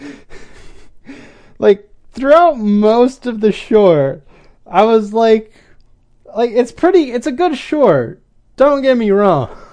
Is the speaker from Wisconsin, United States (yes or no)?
yes; Wisconsin, United States; I'm from Wisconsin